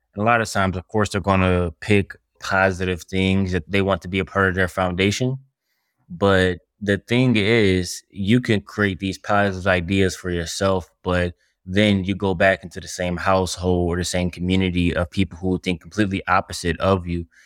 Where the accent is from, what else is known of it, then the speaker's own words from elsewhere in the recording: Detroit, Michigan, United States; I'm from Detroit, Michigan